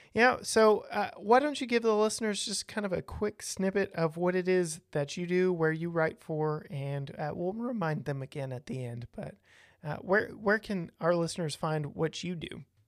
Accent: Texas, United States; I was born and raised in Texas.

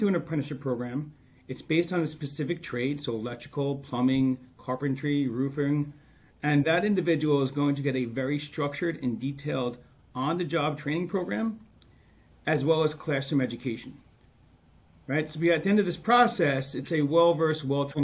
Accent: Long Island, New York, United States; I grew up on Long Island

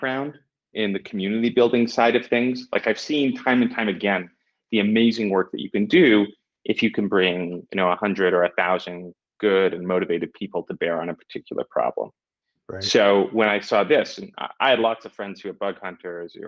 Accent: Vancouver, British Columbia, Canada; now in Portugal; I'm from Canada. I'm from Vancouver

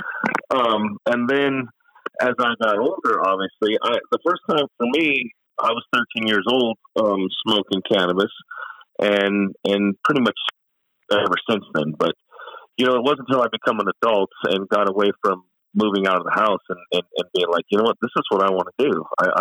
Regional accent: Long Beach, California, United States; moved away as an adult; now in Utah, United States; So I was born in Northern California, raised in Long Beach, Long Beach, Lakewood area my whole life

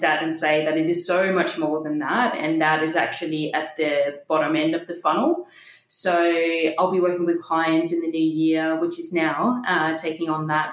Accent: Denmark; accent: Danish; moved away as an adult; also born or lived in Copenhagen, Denmark / Bondi, Australia; now in Sydney, Australia; grew up in Denmark. I just turned 30 in October last year and I moved here just a few yeah. weeks before my 21st birthday

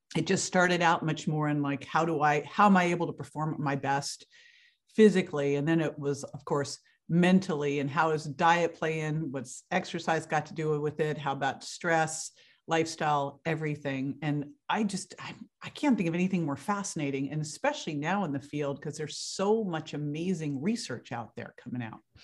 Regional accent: Berkeley, California, United States; moved away as an adult; now in Florida, United States; I grew up in Berkeley, California

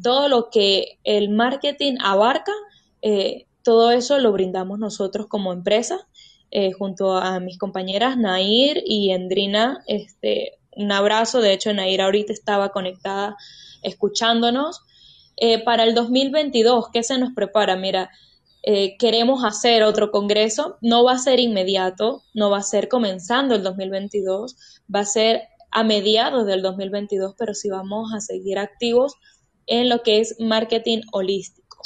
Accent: Mérida, Venezuela; Somos cuatro mujeres venezolanas, todas de acá de Mérida

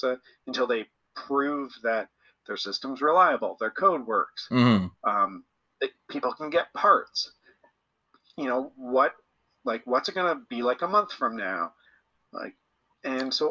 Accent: Canada; we're all Canadian

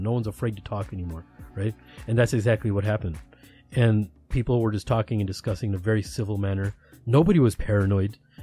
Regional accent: United States; I'm from America

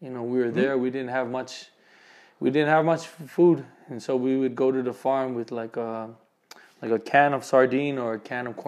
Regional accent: Waipahu, Hawaii, United States; moved away as an adult; now in Utah, United States; I'm from Hawaii, Honolulu, Oahu, actually from Waipahu

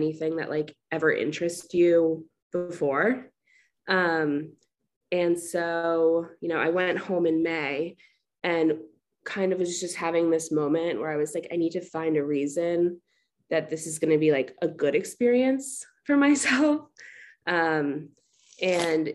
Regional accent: Short Hills, New Jersey, United States; moved away as an adult; also born or lived in Fairfield, Connecticut; now in Washington, D.C., United States; I'm from Short Hills, New Jersey. It's like 30 minutes outside of New York

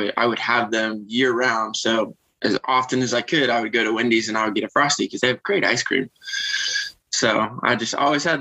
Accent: South Carolina, United States; moved away as an adult; also born or lived in Seward, Nebraska / Camp Pendleton, California / Hawaii; when I was about 6 years old, around 2000, moved to South Carolina and then spent the rest of my childhood years there.

